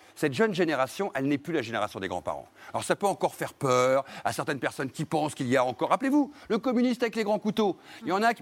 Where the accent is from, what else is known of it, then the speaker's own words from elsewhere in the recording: Brittany, France; petit breton comme moi